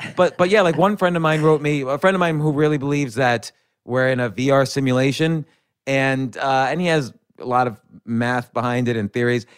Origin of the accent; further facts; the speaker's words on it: New York City, New York, United States; I was born in Manhattan, raised right around Manhattan, and I've been in Manhattan and New York City my entire adult life.